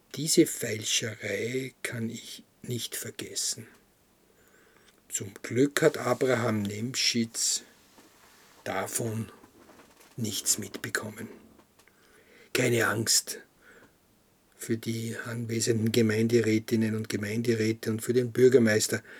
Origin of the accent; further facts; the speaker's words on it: Krems, Lower Austria, Austria; In unserem Haus, wo ich groß geworden bin, in Krems, in der Schillerstraße